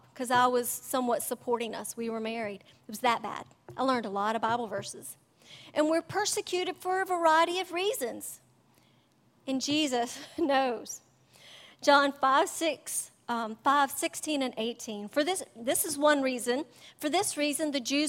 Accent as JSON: {"language": "English", "country": "United States", "said": "I couldn't think of a time when I've been persecuted for my faith, thank God, as an American"}